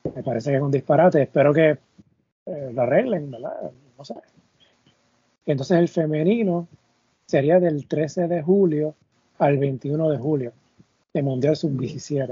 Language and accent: Spanish; Puerto Rico; caso de Puerto Rico, vivimos al lado de República Dominicana